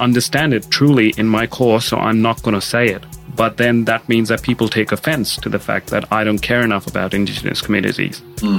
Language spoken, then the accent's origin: English; India; moved away as an adult; now in Australia; I was born and brought up in India.